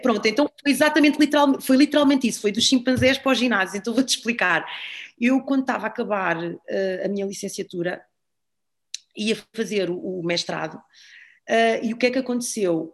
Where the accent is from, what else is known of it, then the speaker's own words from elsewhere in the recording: Algés, Lisbon, Portugal; eu vivia ali em Algés e, portanto, ah, andava no Algés e da Fundo